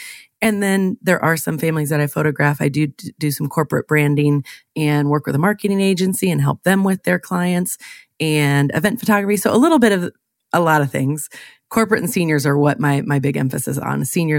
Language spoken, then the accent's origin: English; Illinois, United States; I am born and raised in Central Illinois.